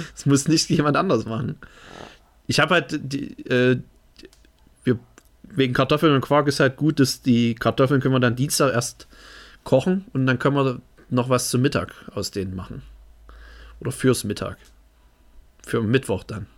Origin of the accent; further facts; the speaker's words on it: Germany; Ich bin Deutscher.